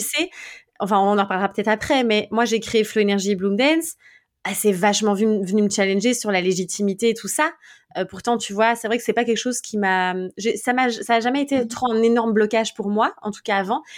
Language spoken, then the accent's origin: French; Belgium; je suis belge